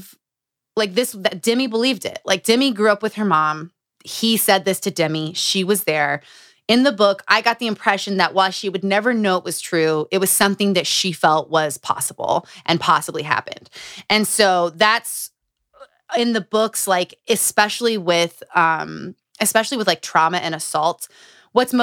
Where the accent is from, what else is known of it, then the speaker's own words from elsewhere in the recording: Utah, United States; Growing up in Utah